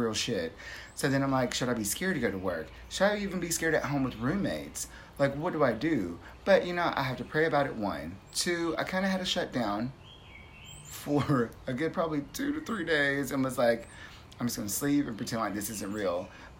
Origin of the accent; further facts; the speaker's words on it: Cochrane, Canada; I'm from Cochrane.